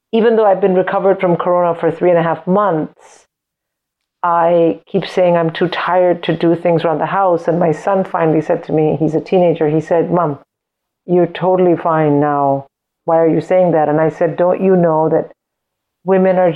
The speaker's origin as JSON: {"language": "English", "country": "India", "tie": "born or raised there", "moved": "yes", "said": "I grew up in India"}